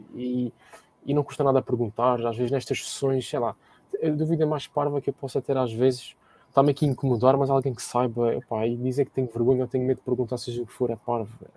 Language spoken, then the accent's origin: Portuguese; Lagoa, Azores, Portugal; also born or lived in Ponta Delgada; Ponta Delgada, que é a maior cidade da ilha de São Miguel, de onde eu, de onde eu venho